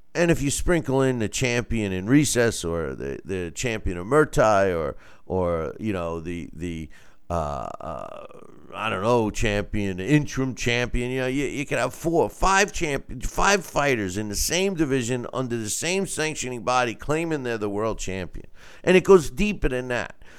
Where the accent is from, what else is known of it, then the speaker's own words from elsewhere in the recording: United States; I'm, I'm American, right? I'm, I'm Italian-American